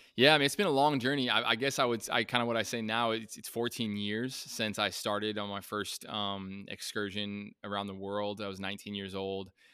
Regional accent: Colorado, United States; I grew up in Colorado

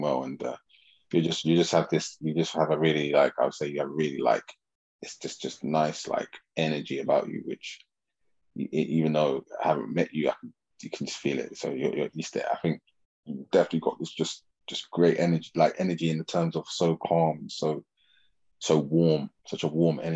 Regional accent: England, United Kingdom; I'm from England, we say EZ in it.

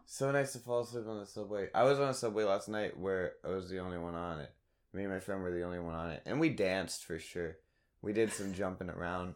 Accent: Raleigh, North Carolina, United States; moved away; I'm from Raleigh

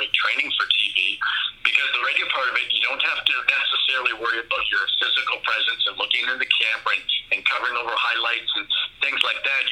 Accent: Windsor, Ontario, Canada; I grew up here in Windsor, Ontario, as a Tigers fan, right across the border from Detroit

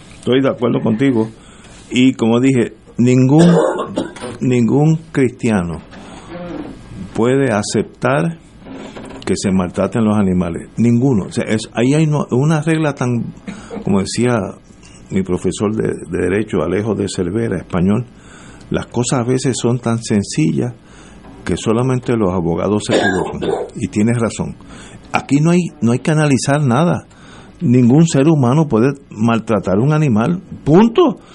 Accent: Puerto Rico; moved away; also born or lived in Connecticut

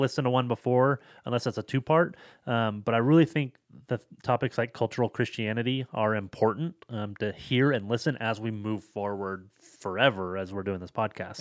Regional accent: Seattle, Washington, United States; I'm from the Seattle area

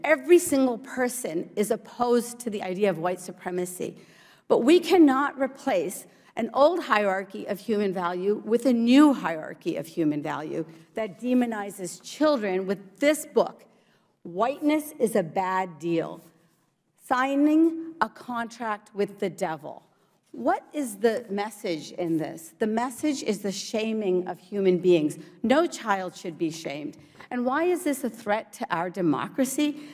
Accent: Morgantown, West Virginia, United States; born or raised there; English is a second language; also born or lived in India / New Jersey

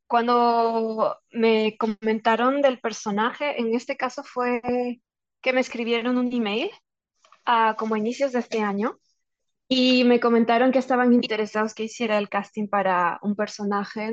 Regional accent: Peru; poder ser embajadora de nuestra cultura y de nuestro idioma eh, en, para un videojuego que tiene un alcance mundial. Y de hecho esto pone a Perú en el mapa

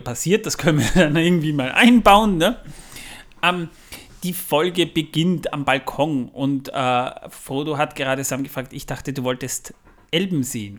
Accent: Waldviertel, Lower Austria, Austria; das ist im Waldviertel, da wo ich herkomme

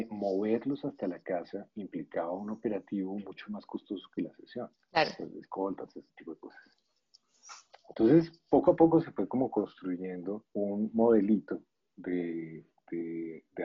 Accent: Colombia; yo soy psicólogo colombiano.

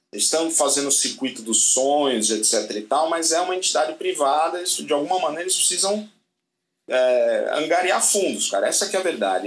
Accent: Brazil; E a gente é brasileiro

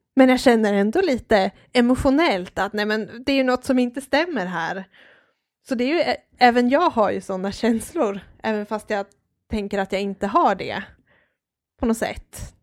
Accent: Hedemora, Dalarna County, Sweden; Jag är född och uppvuxen i Hedemora

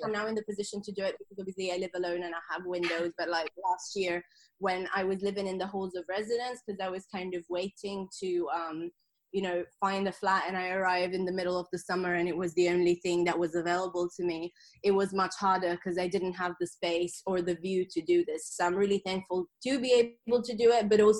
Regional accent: Sardinia, Italy; English is a second language; moved away as an adult; also born or lived in London, United Kingdom / Australia; So I'm originally from Sardinia in Italy, and I moved to London at the age of 18 for uni. And then I moved to Australia for 2 years. So that's why my accent is just this blend of weird things

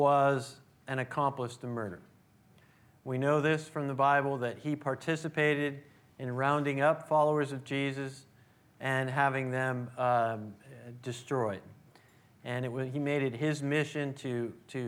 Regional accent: Oakland, California, United States; I was born here in the East Bay, born in Oakland, raised in the East Bay

